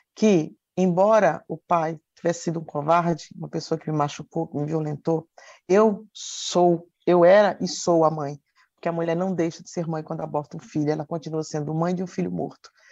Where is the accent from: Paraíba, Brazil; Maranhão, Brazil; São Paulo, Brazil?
Paraíba, Brazil; Campina Grande; moved away; lá na minha terra, trabalhava, estudava e ajudava os meus pais